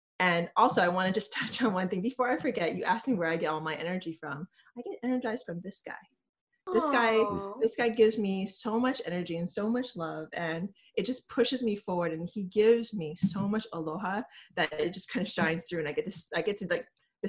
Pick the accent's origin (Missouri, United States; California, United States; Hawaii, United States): Hawaii, United States; also born or lived in New York; now in San Francisco, United States; I'm originally from Hawaii.